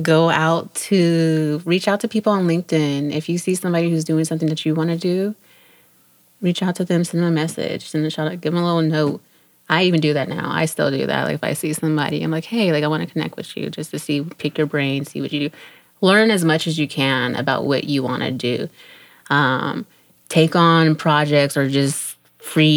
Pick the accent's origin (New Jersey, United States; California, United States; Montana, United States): California, United States; San Jose; moved away as an adult; also born or lived in Miami; now in East Coast, United States; I am originally from San Jose, California. That is home